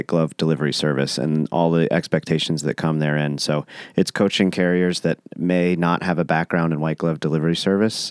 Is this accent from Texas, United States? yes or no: yes; Austin, Texas, United States; it's my hometown.